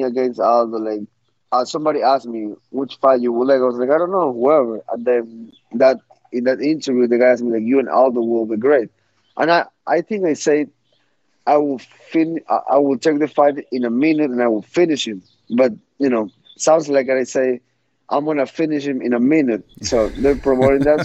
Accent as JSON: {"language": "English", "country": "Ecuador", "tie": "born or raised there", "said": "I grew up in Ecuador, and there wasn't much fighting for me there"}